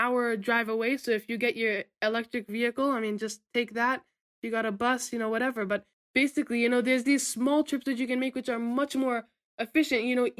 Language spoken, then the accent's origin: English; Vermont, United States; moved away; I'm from Vermont.